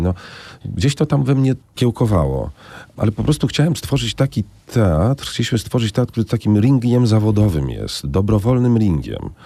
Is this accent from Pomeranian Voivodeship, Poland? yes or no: no; Warsaw, Masovian Voivodeship, Poland; skoro się wychowałem, jestem warszawianinem, wychowałem się na teatrze literackim